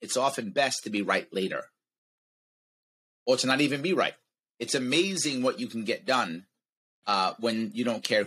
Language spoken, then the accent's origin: English; United States; as an American